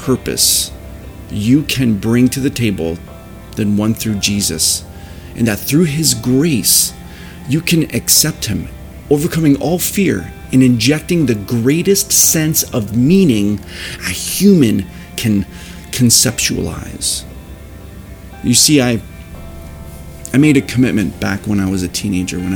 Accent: Leamington, Ontario, Canada; I was born and raised right here in Leamington, Ontario

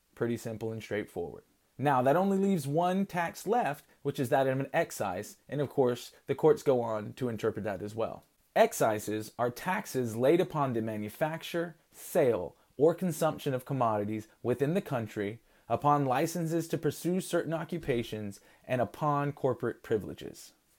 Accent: United States; as American citizens

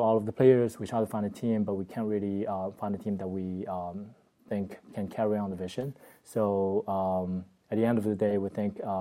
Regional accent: Shenzhen, Guangdong, China; moved away; also born or lived in Shanghai / Beijing / San Francisco; I was actually born and raised in China

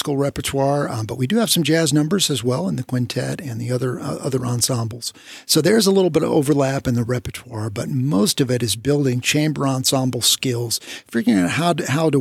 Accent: Pearland, Texas, United States; I grew up in Pearland

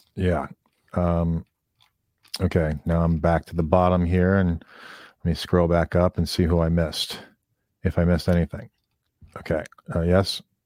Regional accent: New York City, New York, United States; I grew up in Brooklyn, New York

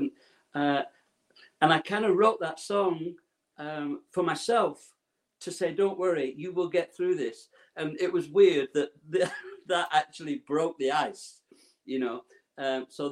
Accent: Preston, North West England, United Kingdom; I was born and raised in Preston, Lancashire, a cotton mill town.

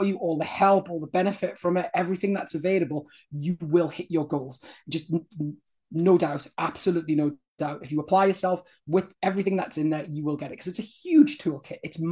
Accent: United Kingdom; I'm British

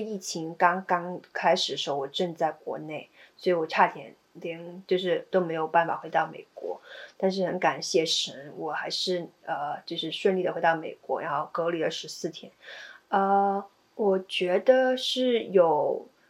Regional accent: China; moved away as an adult; now in United States; 我是在一个美，呃，美国人开的理发店，呃，就是我是唯一一个中国人

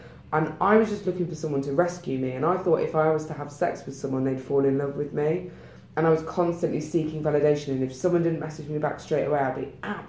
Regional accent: United Kingdom; We're very British

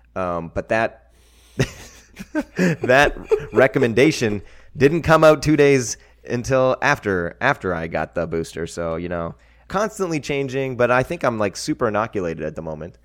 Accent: Canada; as a Canadian

